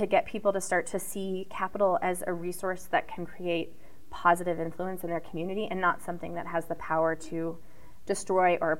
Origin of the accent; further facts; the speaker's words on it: Pacific Northwest, United States; also born or lived in Portland, Oregon; I'm from the Pacific Northwest. I live in Portland, Oregon